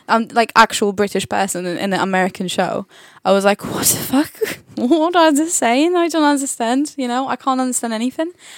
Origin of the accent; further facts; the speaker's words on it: Poland; English is a second language; now in England; the English I learned in school, it was the Polish English